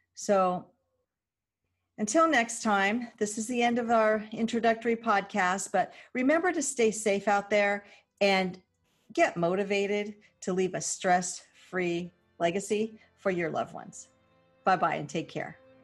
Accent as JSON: {"language": "English", "region": "Southern California", "country": "United States", "tie": "born or raised there", "said": "growing up in Southern California, it was really odd to be a native"}